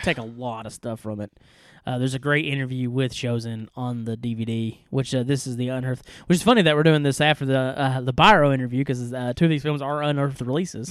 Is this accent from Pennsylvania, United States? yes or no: no; East Tennessee, United States; we are two idiots from East Kentu-, East Tennessee